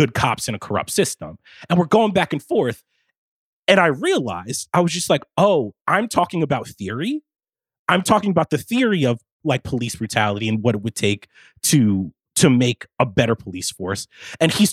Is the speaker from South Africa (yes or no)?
no; the North, United States; We're all from the North